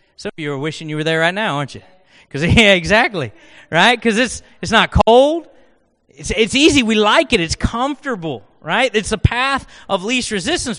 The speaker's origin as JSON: {"language": "English", "region": "Oklahoma", "country": "United States", "accent": "Oklahoman", "said": "I spoke Oklahoman, and so English was not my native tongue"}